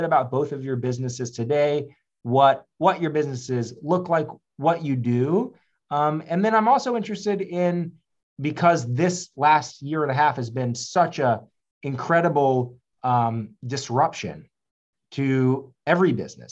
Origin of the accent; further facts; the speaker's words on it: the South, United States; I grew up also Jewish in the South